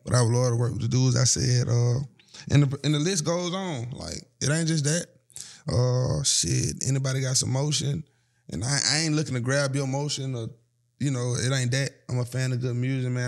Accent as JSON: {"language": "English", "town": "Atlanta", "region": "Georgia", "country": "United States", "said": "I'm from Atlanta"}